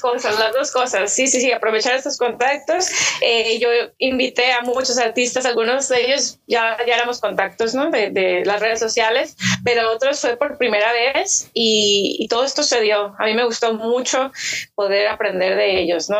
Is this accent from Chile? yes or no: no; Mexico; also born or lived in Hermosillo, Sonora; soy mexicana y vivo en Hermosillo, Sonora